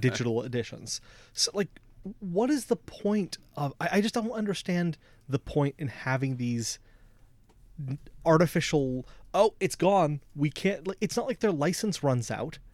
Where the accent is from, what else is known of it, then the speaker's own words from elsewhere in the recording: United States; I, as an American